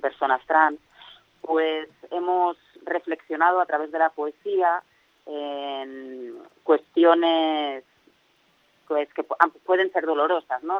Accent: Alicante, Valencian Community, Spain; yo soy de Alicante

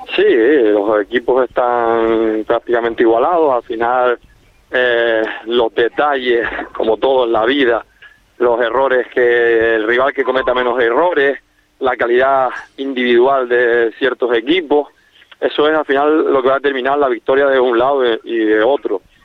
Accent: Corralejo, Canary Islands, Spain; A los que somos de Coralejo

